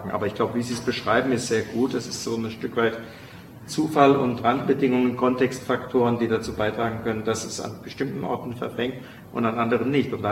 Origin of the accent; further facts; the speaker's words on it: Baden-Württemberg, Germany; weil ich komme ja nun aus Baden.